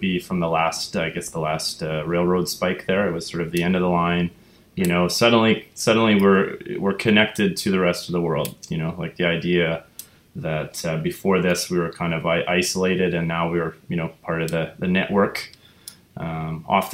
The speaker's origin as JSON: {"language": "English", "area": "Vancouver Island", "region": "British Columbia", "country": "Canada", "tie": "born or raised there", "moved": "yes", "lives_now": "Vancouver, Canada", "said": "I'm originally from Vancouver Island, and so you know, growing up there in a sort of non-city environment"}